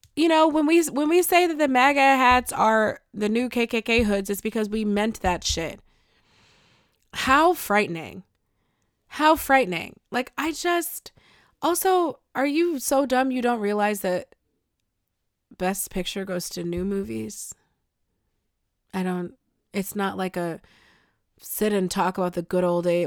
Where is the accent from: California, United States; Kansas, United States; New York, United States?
New York, United States; Buffalo; I'm from Buffalo